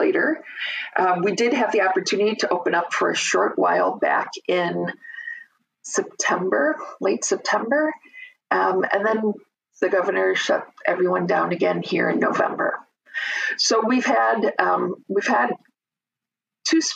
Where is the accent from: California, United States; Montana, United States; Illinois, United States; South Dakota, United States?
Illinois, United States; Chicago; moved away as an adult; also born or lived in Minnesota; now in Minneapolis, United States; that's where I grew up. I have to say that I grew up in a pretty strong Swedish-American community in Chicago